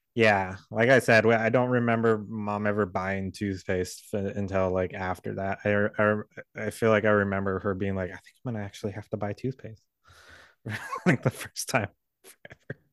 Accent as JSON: {"language": "English", "region": "Southern California", "country": "United States", "tie": "born or raised there", "said": "We grew up in California"}